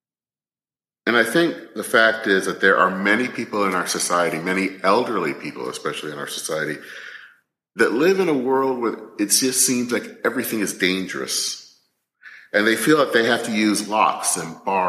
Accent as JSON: {"language": "English", "town": "Flint", "region": "Michigan", "country": "United States", "tie": "born or raised there", "said": "the home where I grew up in Flint, Michigan"}